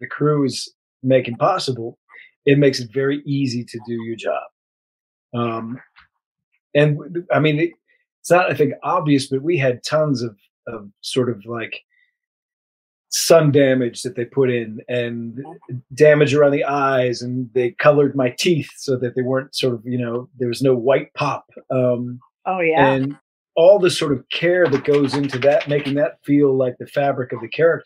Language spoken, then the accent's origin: English; United States; I grew up near Fort Myers